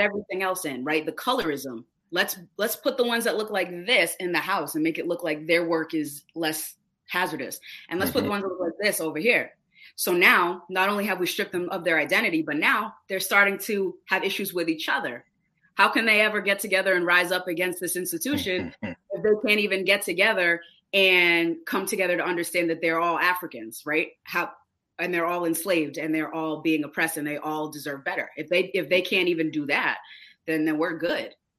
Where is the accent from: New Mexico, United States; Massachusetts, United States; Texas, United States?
Massachusetts, United States; New Bedford; we were raised in New Bedford in the North End. Um, my whole life I've been in New Bedford